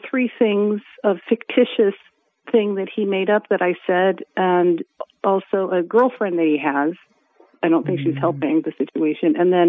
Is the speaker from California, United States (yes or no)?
yes; Los Angeles, California, United States; moved away as an adult; now in Riverside County, United States; I'm from LA, but I just moved out here.